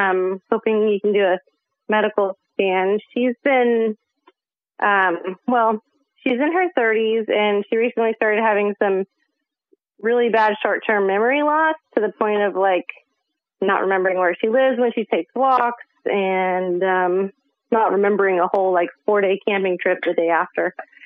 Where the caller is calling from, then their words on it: Northern California, United States; I'm calling from Northern California as well, near San Francisco.